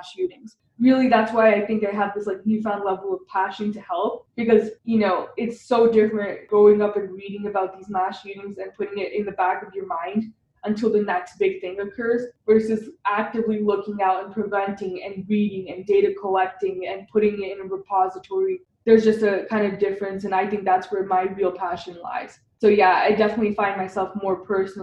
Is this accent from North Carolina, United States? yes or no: no; Littleton, Colorado, United States; I grew up in Colorado, which is kind of the epicenter